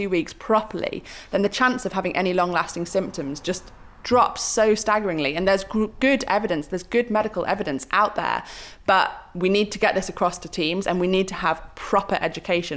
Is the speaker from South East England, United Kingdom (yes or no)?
no; Malvern, West Midlands, United Kingdom; moved away; also born or lived in Sheffield; I did grow up in Malvern